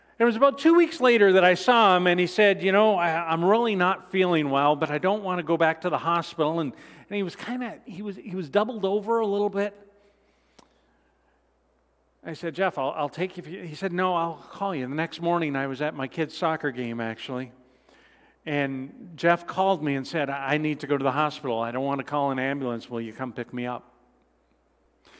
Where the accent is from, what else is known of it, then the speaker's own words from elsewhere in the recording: Canada; I'm Canadian as well